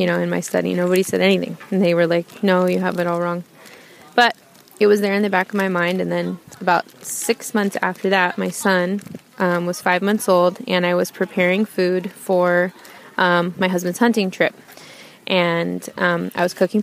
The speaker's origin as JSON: {"language": "English", "area": "Bay Area", "region": "California", "country": "United States", "tie": "born or raised there", "moved": "yes", "lives_now": "Reno, United States", "said": "we moved a lot as a child in the Bay Area, California."}